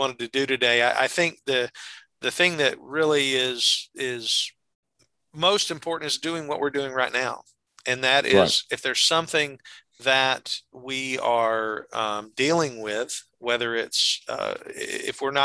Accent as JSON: {"language": "English", "region": "the South", "country": "United States", "said": "we're both from the South."}